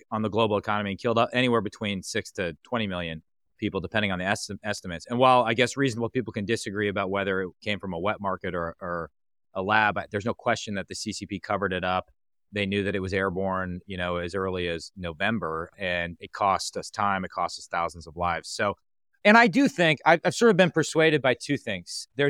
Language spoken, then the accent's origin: English; Green Bay, Wisconsin, United States; I am from Green Bay, Wisconsin. Come from a family of physicians.